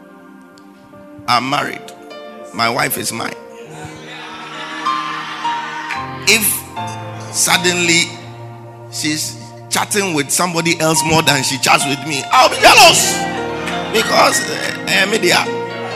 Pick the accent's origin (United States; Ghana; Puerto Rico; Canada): Ghana; Accra, Greater Accra; we live in our hometown, Jamestown, that's my hometown